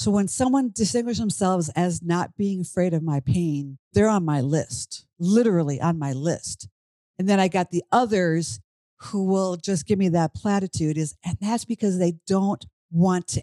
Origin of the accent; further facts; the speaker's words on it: Minnesota, United States; moved away as an adult; now in Washington, D.C., United States; I grew up in Minnesota. I'm now in Washington, D.C.